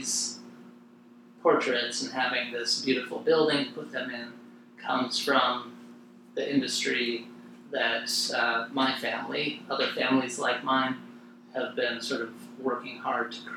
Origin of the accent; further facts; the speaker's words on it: Wyoming, United States; moved away; when I moved away from Wyoming, where I grew up